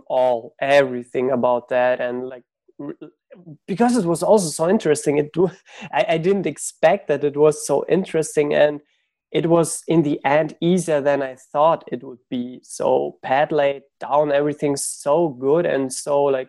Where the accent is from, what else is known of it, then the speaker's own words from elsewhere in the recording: Germany; also born or lived in Ukraine; I grew up in Germany. So I was born in Ukraine, but we moved when I was 6 to Germany. So I grew up in school. I was in school and university in Germany